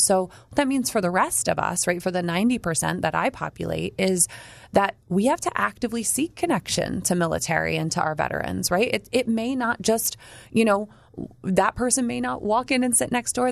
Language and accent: English; New Jersey, United States; I grew up near the Joint Bases in Jersey